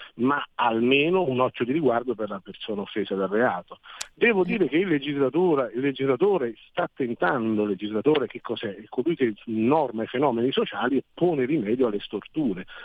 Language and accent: Italian; Naples, Campania, Italy; now in Milan, Italy; io vengo da Napoli